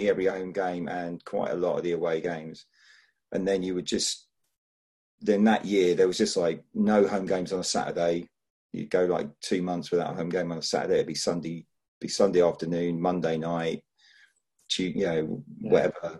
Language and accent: English; Barnet, London, United Kingdom; moved away; also born or lived in Brighton; not originally from Brighton. I'm actually from, not that far from where you are in North London. So originally from Barnet